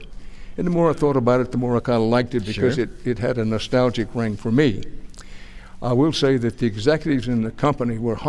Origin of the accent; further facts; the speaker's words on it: Houston, Texas, United States; also born or lived in Wharton, Texas; I was born in Wharton, Texas. I grew up in Houston, and I'm not just from Texas. I am of Texas.